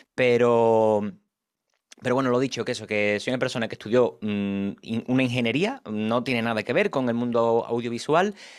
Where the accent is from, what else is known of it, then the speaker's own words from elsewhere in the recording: Cádiz, Andalusia, Spain; now in Madrid, Spain; Yo soy de Cádiz, aunque vivo actualmente en Madrid.